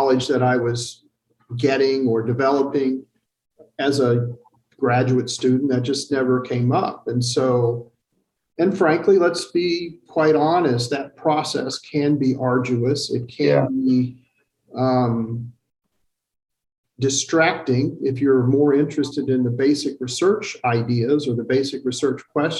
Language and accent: English; Macomb, Illinois, United States; moved away as an adult; also born or lived in Boulder, Colorado / Germany / Texas / Arlington, Texas; now in Carbondale, United States; I grew up in Illinois, believe it or not. I grew up in Macomb